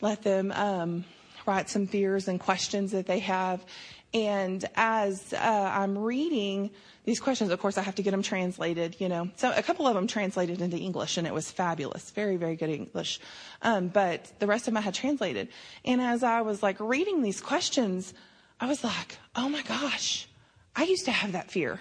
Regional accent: Snyder, United States; I grew up in Snyder

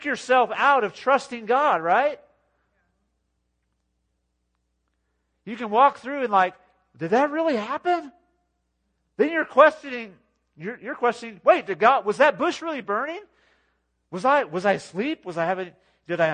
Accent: California, United States; moved away as an adult; now in Texas, United States; So we're both from California, from the city.

